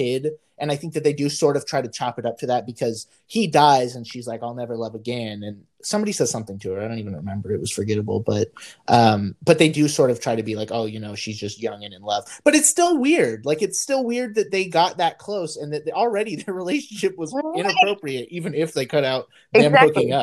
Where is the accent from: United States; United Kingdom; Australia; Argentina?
United States; California; I'm from California. I only know California things